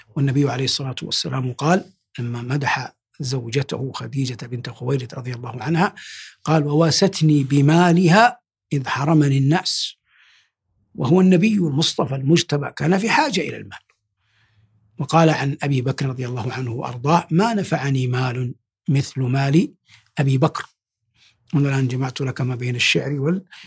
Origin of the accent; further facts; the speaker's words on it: Saudi Arabia; بلادنا المملكة العربية السعودية